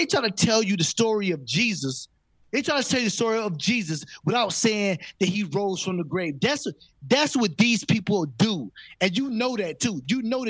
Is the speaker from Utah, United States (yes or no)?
no; Virginia, United States; we grew up in Virginia